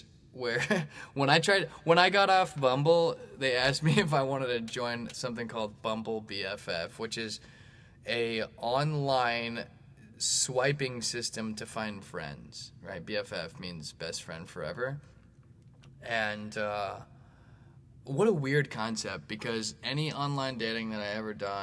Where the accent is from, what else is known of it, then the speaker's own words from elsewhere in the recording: Bay Area, California, United States; now in St. Louis, United States; I grew up actually in the Bay Area